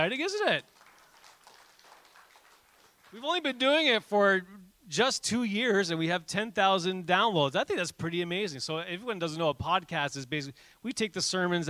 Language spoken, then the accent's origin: English; Canada; we're Canadian